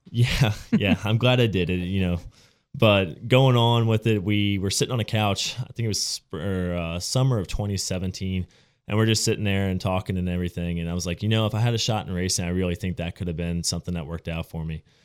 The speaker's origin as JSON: {"language": "English", "region": "West Virginia", "country": "United States", "said": "I'm from the Panhandle, I came from this area"}